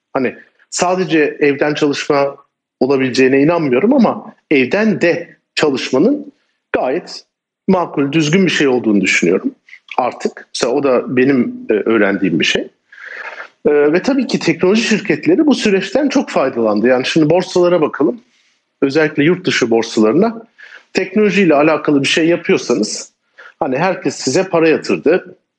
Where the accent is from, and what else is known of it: Turkey